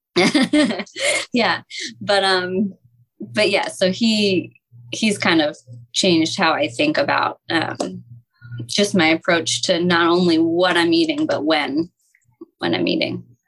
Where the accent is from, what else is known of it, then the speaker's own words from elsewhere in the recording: Montgomery County, Pennsylvania, United States; I grew up in Monco